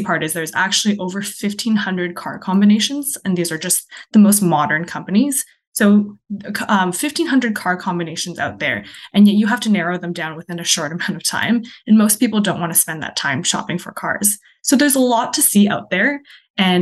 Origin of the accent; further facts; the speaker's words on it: Ontario, Canada; moved away as an adult; also born or lived in China / Kelowna, British Columbia / Saskatchewan; now in British Columbia, Canada; I was born in China. I moved to Canada when I was five. So I grew up in Ontario